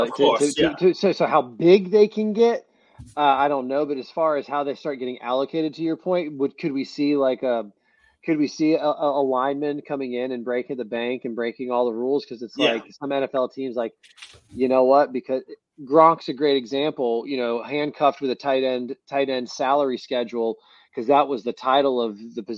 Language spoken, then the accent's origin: English; Tallahassee, Florida, United States; I grew up in Tallahassee